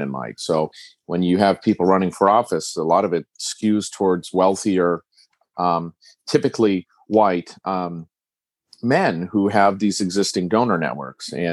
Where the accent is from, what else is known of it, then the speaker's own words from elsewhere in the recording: Orange County, California, United States; I'm from Orange County, and I saw the political changes occurring here in Orange County.